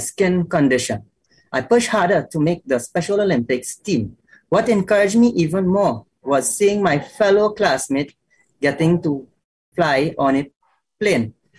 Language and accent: English; Trinidad & Tobago; growing up in Trinidad.